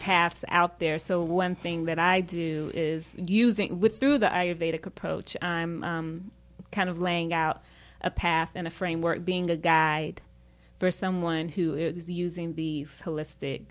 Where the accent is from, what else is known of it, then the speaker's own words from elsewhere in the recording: Charlotte, North Carolina, United States; moved away as an adult; also born or lived in Tampa, Florida / Washington, DC area; I'm originally from Charlotte